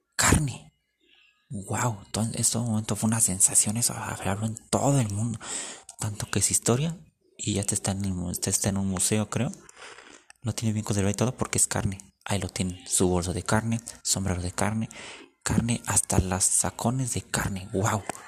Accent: Mexico

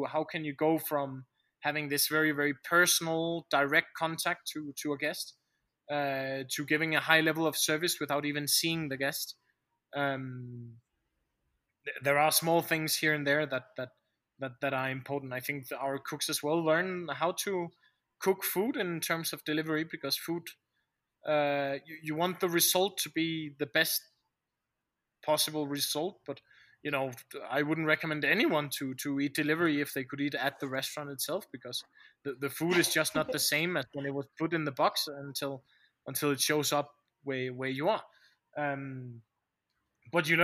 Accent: Denmark; moved away as an adult; now in Bolivia; Denmark is my home country, but my home is in Bolivia.

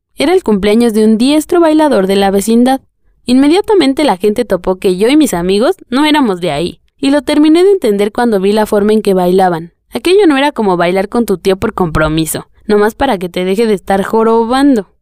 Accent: Tlalnepantla, State of Mexico, Mexico; also born or lived in Atizapán; Con el tiempo nos mudamos. Mi familia dejó de vivir en un lugar marginado y llegamos a una colonia de Tlalnepantla, llamada Reyes Iztacala

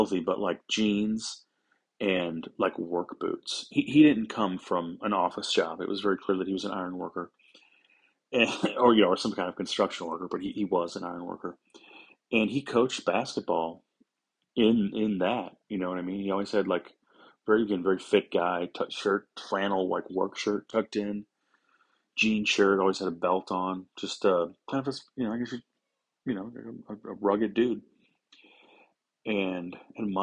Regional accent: St. Louis, Missouri, United States; I'm from St. Louis, Missouri. Grew up in South St. Louis.

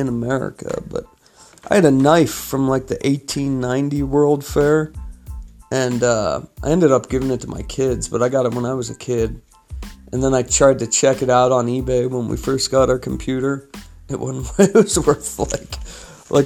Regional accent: California, United States; moved away as an adult; now in Utah, United States; I'm from California

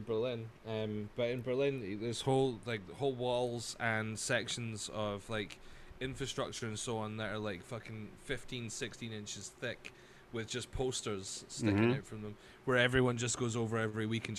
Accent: Highlands of Scotland, United Kingdom; I grew up in the Highlands of Scotland, man.

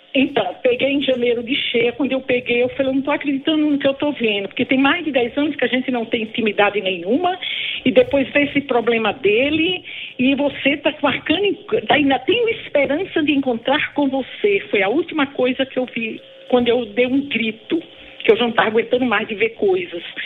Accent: Bahia, Brazil; now in São Paulo, Brazil; eu sou da Bahia, mas moro aqui em São Paulo

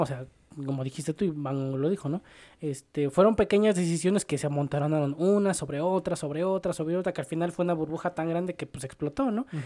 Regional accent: Mexico; Yo soy más mexicano que el nopal

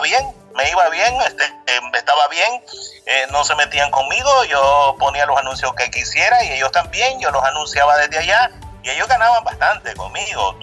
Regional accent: Camoapa, Boaco, Nicaragua; Yo soy de Camuapa, en el departamento de Puaco

